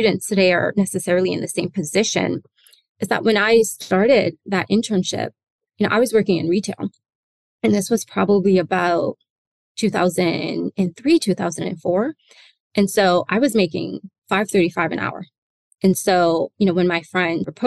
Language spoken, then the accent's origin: English; Newark, New Jersey, United States; also born or lived in Atlanta / London / New York City; I was born in Jersey. So I'm from Newark, New Jersey.